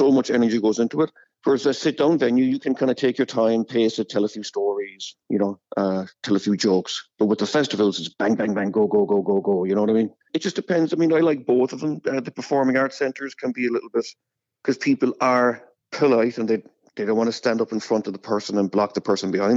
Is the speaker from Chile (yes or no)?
no; Cork, Munster, Ireland; born or raised there; moved away as an adult; also born or lived in Los Angeles